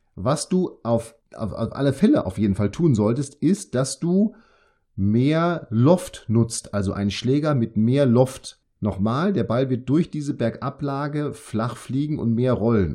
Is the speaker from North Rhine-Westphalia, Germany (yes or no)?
yes; Münster, North Rhine-Westphalia, Germany; now in Bremen, Germany; ich komme aus Münster, ich arbeite jetzt in Bremen